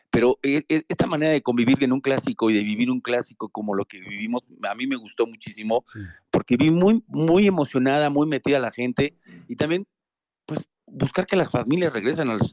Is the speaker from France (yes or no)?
no; Argentina; Eh, como, como, como argentino se lo puedo decir, che, Hermosillo 27.